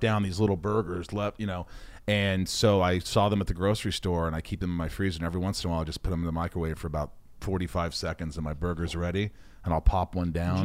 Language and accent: English; southern Indiana, United States; also born or lived in Oceanside, New York / Connecticut; I really grew up in Indiana from the time I was eight